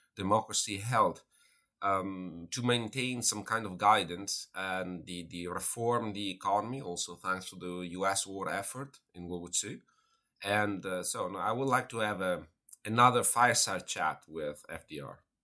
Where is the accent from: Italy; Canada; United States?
Italy; moved away; I'm originally from Italy